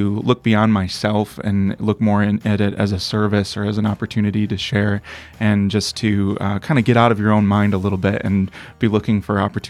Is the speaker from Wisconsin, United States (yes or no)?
yes; Milwaukee, Wisconsin, United States; moved away as an adult; now in Nashville, United States; I'm originally from Milwaukee, Wisconsin, but 6 years ago moved to Nashville, Tennessee to pursue music